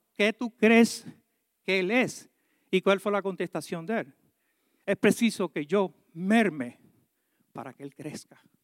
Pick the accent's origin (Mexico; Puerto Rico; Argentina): Puerto Rico; yo soy boricua